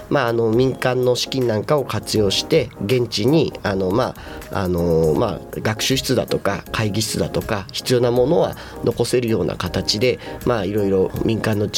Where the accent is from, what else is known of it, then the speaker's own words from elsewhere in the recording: Nishitokyo, Tokyo, Japan; 私はやっぱり自分が生まれ育った町ですからあのすごい愛着があって住みやすいしまあ、あのいい街だなというふうに思ってます